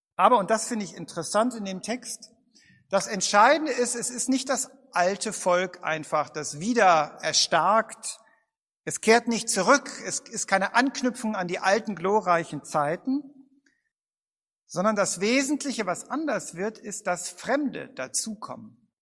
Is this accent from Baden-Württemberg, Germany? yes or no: no; Bad Vilbel, Hesse, Germany; in meiner Heimatstadt Bad Vilbel